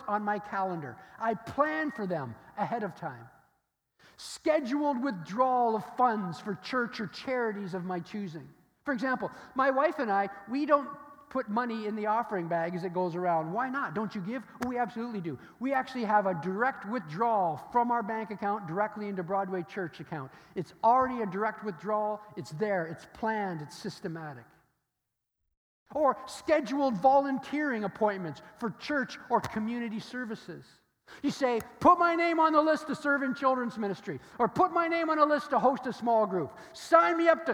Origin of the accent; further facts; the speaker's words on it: Stratford, Ontario, Canada; I grew up in Stratford, Ontario, which is the home of the Shakespearean theater